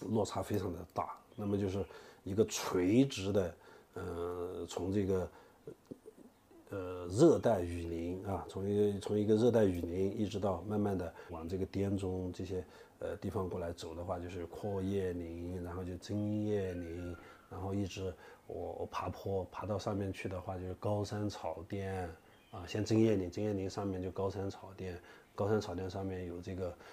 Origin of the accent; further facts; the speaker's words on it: Yunnan, China; accent: Yunnan dialect; 我们云南话